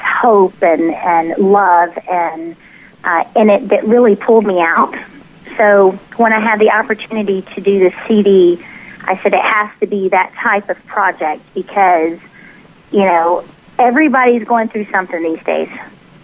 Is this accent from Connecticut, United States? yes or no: no; Tennessee, United States; accent: southern; now in Dallas, United States; we're from the Dallas area, but I grew up in Tennessee, so it's kind of a mixture